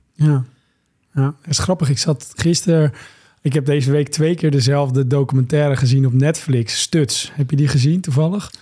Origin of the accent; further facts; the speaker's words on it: Monnickendam, North Holland, Netherlands; in de haven van waar ik ben opgegroeid, in Monnikendam